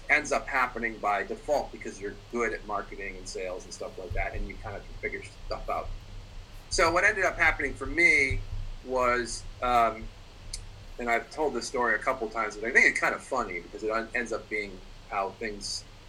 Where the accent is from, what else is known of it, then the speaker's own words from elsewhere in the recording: Boston, Massachusetts, United States; I'm actually from Boston